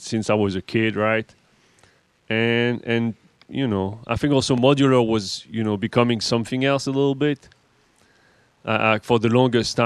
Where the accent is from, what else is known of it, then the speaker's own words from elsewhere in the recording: Paris, Île-de-France, France; accent: French; English is a second language; moved away; I'm French, right? As you can hear, or not. I'm from Paris, born